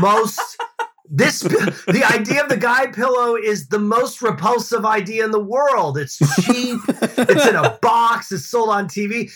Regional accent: Boston, Massachusetts, United States; I grew up in Boston

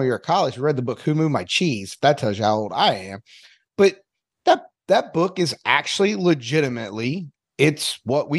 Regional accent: North Carolina, United States; now in Evansville, United States; being from North Carolina, mainly it was really drag racing with my family, but my dad was a NASCAR fan

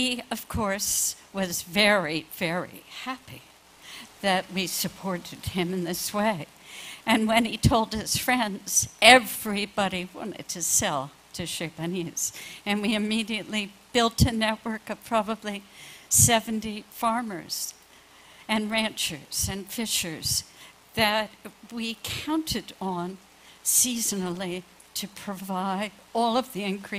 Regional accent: New Jersey, United States; moved away; I grew up in New Jersey in the late 40s and 50s

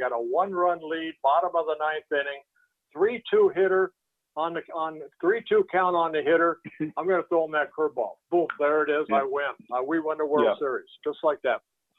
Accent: Netherlands; born there; I was born in Holland. My dad came over with, you know, hardly any money in his pocket and gave us a better life.

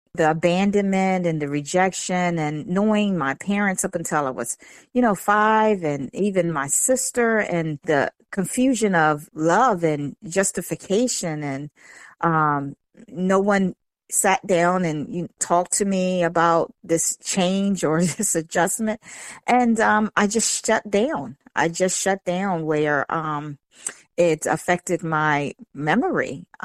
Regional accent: Eastern Shore, United States; The Eastern Shore.

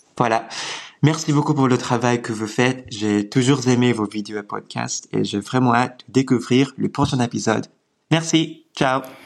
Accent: Japan; French is a second language; moved away as an adult; now in London, United Kingdom; je suis japonais et je vis actuellement à Londres

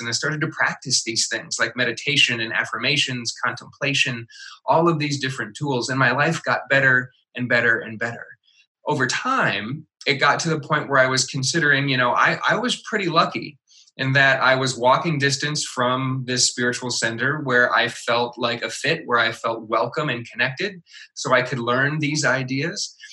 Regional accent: Midwest, United States; I was raised in the Midwest, which is very much a Bible Belt type of part of the country

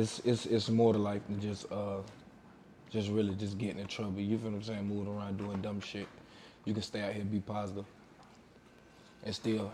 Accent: Waycross, Georgia, United States; moved away as an adult; also born or lived in Atlanta, Georgia / New York; I'm from Waycross, Georgia.

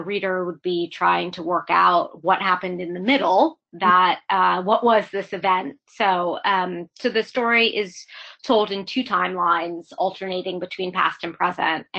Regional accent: Pittsburgh, Pennsylvania, United States; now in New York, United States; I'm in New York now, but I'm from Pittsburgh originally

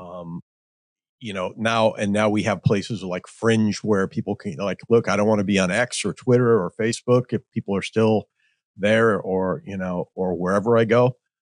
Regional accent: Midwest, United States; I grew up in the Midwest

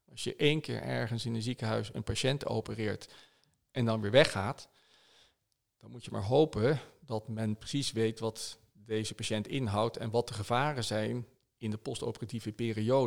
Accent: Netherlands; wij als Nederlanders

